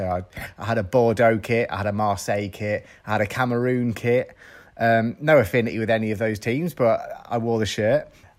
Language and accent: English; just outside Sunderland, North East England, United Kingdom; moved away; I'm a Tottenham fan and I grew up just outside Sunderland